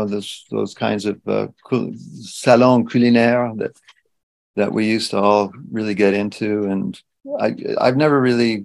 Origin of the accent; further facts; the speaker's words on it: Canada; being Canadian